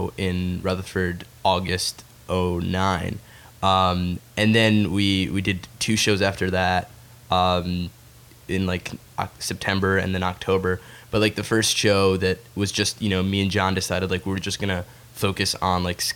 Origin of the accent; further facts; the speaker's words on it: Egypt; I'm from Egypt. I'm Arab